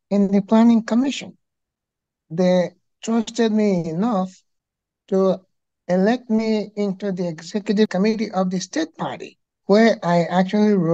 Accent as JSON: {"language": "English", "region": "Anambra", "country": "Nigeria", "said": "I can do all of this here, but I'm from Anambra State."}